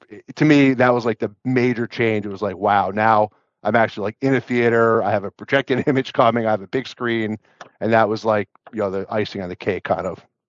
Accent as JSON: {"language": "English", "region": "New Jersey", "country": "United States", "said": "I'm from New Jersey"}